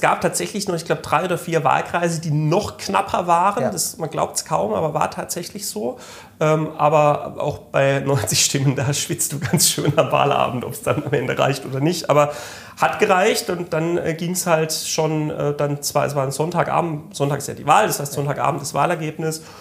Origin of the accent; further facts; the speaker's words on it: Malterdingen, Baden-Württemberg, Germany; Ich komme aus dem schönen Malterding, das ist äh, in Südbaden ähm, zwischen Freiburg und Offenburg